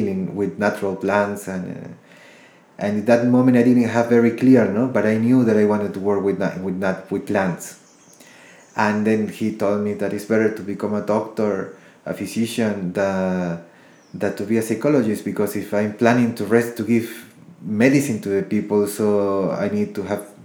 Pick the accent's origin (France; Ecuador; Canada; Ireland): Ecuador; also born or lived in United States; I was born in the United States, raised in Ecuador, South America, and my roots are Colombian.